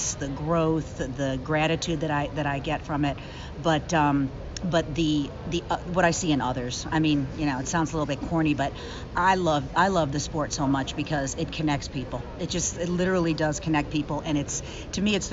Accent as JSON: {"language": "English", "town": "Willoughby", "region": "Ohio", "country": "United States", "tie": "born or raised there", "said": "I grew up on the East Side. I grew up in, was born in Willoughby, graduated from Mentor High"}